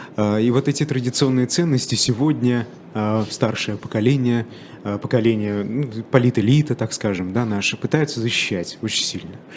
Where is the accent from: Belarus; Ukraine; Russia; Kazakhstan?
Russia; Bashkortostan; я из Башкирии